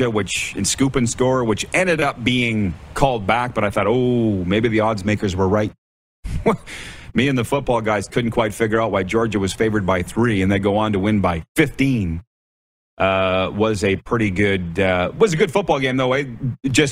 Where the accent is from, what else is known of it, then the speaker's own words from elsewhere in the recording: Milestone, Saskatchewan, Canada; my hometown of Milestone, Saskatchewan